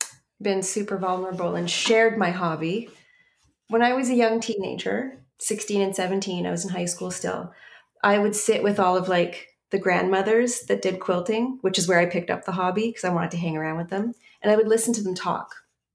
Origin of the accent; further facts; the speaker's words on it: Canada; it will pull up the website, which is bearslate.ca, because we're Canadian.